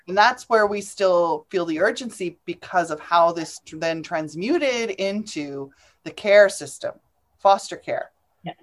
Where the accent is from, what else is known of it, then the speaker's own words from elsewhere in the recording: England, United Kingdom; now in Canada; I was an immigrant. I came over from from England. It doesn't matter. I come from England.